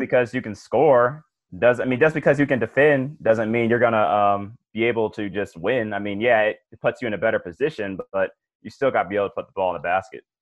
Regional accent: Cleveland, Ohio, United States; I'm from Cleveland

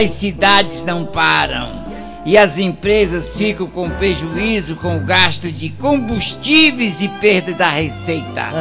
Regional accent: Canindé, Ceará, Brazil; now in Itu, Brazil; de Itu, São Paulo, mas eu sou de Canindé, Ceará.

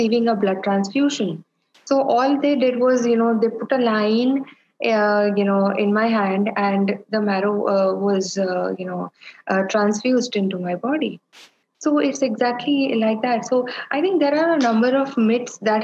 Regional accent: India; I am an Indian woman, Indian Catholic woman

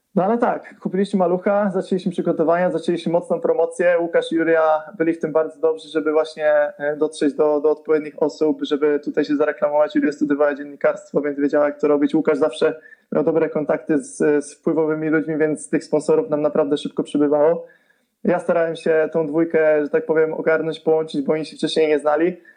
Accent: Zbąszyń area, Greater Poland, Poland; now in Poznań, Poland; pochodzę ze Zbąszczyzny, a mieszkam w Terezpoznaniu

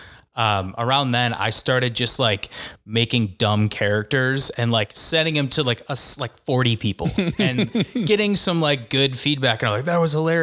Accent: Park Ridge, Illinois, United States; accent: Chicago; I grew up in Park Ridge, so I went to Main South.

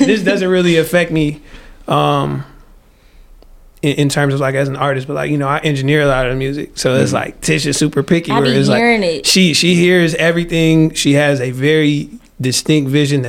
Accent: Detroit, Michigan, United States; accent: Detroit; I'm from Detroit

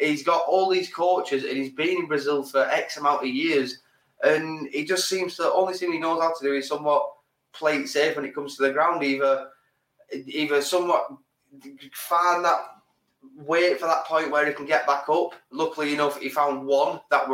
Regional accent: England, United Kingdom; We're English

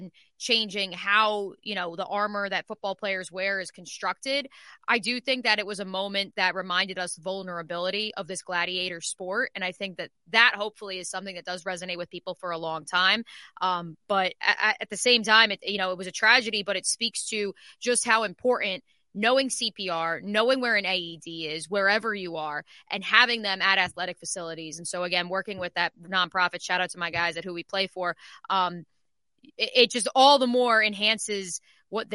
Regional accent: Freehold, New Jersey, United States; my hometown of Freehold, New Jersey

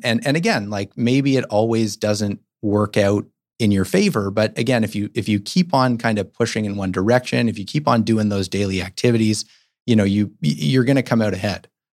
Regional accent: Toronto, Ontario, Canada; now in Vancouver, Canada; I grew up in Toronto

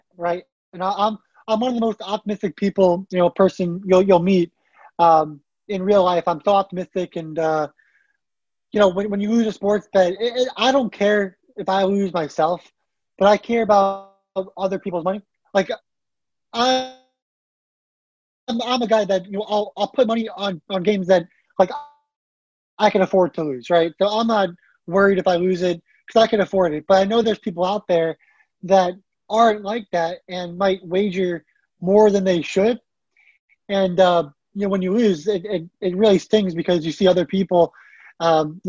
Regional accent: New Jersey, United States; I'm from New Jersey, haven't left New Jersey throughout my entire life.

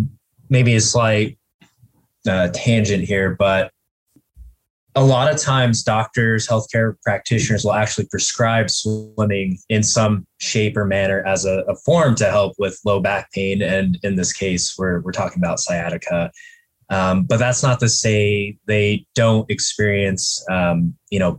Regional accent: Colorado, United States; also born or lived in Portland, Maine; moved back to my home state, Colorado, Colorado Springs

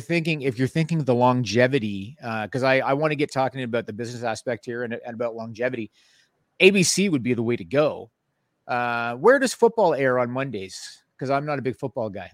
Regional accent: Canada; I'm Canadian

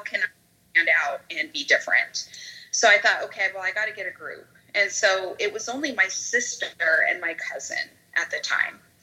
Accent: Idaho, United States; moved away; Idaho, where, which is my hometown

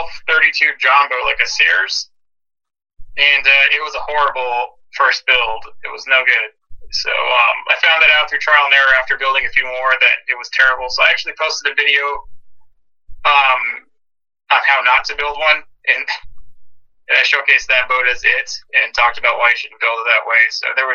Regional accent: Sierra Vista, Arizona, United States; My dad took me out fishing, I don't know, when I was like 5 or 6, and that was kind of bluegill, one of the closer lakes over there next to Sierra Vista, and that was hooked after that.

